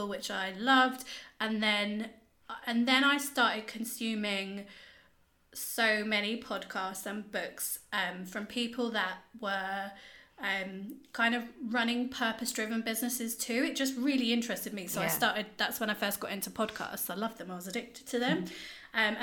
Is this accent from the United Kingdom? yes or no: yes; Bracknell, South East England, United Kingdom; growing up in Bracknell.